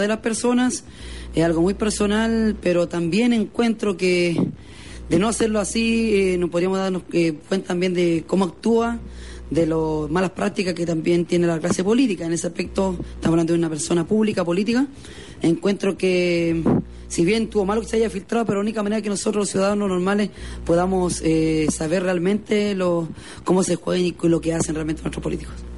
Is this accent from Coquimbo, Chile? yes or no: yes; Illapel, Coquimbo, Chile; soy de Yapel